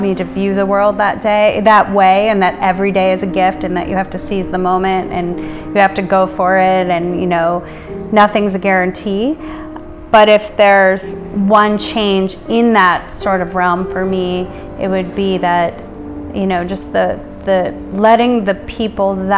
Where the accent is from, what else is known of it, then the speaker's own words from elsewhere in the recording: Illinois, United States; now in New York City, United States; the peaceful sort of Americana childhood growing up in Illinois